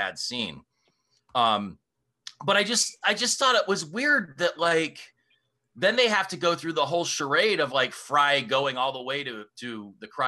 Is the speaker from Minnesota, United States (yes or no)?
no; Northeast Ohio, United States; having grown up here, we always had Geauga Lake and then we always had Cedar Point.